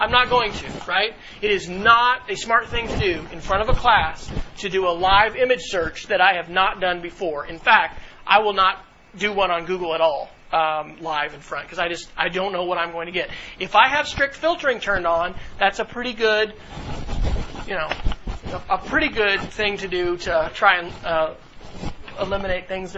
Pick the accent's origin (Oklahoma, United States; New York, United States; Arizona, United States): Oklahoma, United States; Duncan; growing up in Duncan, Oklahoma, and my grandparents are there